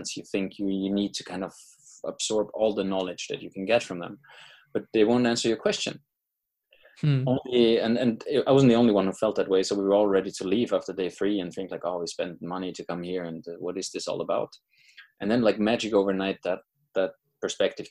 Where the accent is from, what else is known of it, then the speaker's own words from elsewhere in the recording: Austria; moved away; I'm from Austria originally